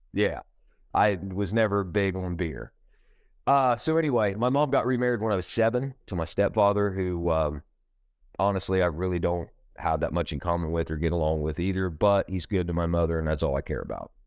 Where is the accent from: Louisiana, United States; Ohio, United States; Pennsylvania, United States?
Ohio, United States; I'm from Ohio, um, you know, uh, I was born in Ohio, uh, I've been here my whole life.